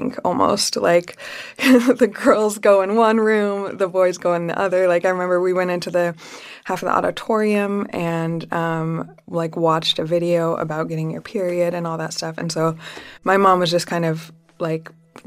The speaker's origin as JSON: {"language": "English", "town": "Salt Lake City", "region": "Utah", "country": "United States", "tie": "born or raised there", "said": "I grew up in Salt Lake City, Utah"}